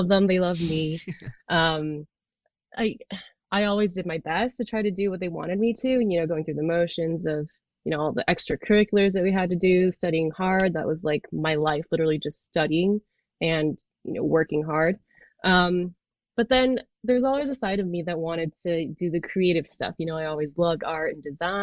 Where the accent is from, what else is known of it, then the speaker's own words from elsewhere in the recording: Bay Area, California, United States; I grew up in the Bay Area in California.